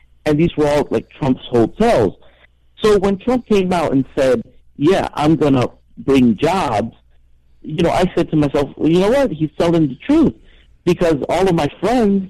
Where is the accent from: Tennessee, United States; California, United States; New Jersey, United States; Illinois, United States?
New Jersey, United States; moved away as an adult; now in Puerto Rico; I was raised in New Jersey